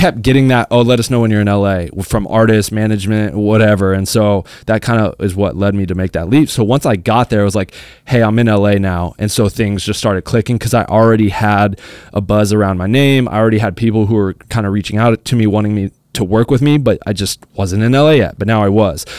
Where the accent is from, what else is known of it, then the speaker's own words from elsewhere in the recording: Arizona, United States; moved away as an adult; now in Los Angeles, United States; I'm from Arizona, I'm not from L A. You know, I grew up going to school, like, my high school was, you know, five minutes away from my house